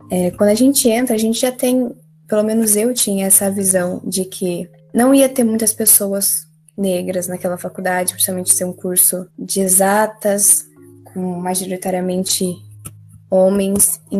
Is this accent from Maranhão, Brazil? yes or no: no; Caraguatatuba, São Paulo, Brazil; sou de Caraguatatuba, São Paulo.